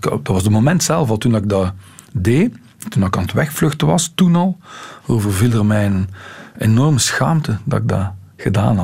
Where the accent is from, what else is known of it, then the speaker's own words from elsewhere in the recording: Ghent, Flanders, Belgium; bij ons in Gent was daar nu wel nog zo een, een kantje aan. Wij hadden ook eh, leiders, toen ik ja, 12, 13 jaar was